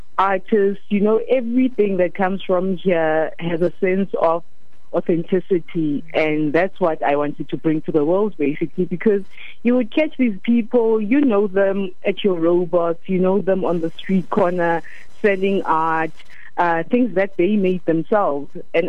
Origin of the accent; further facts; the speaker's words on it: Free State, South Africa; born there; I was born in the Free State, and I've lived in almost all the provinces so far.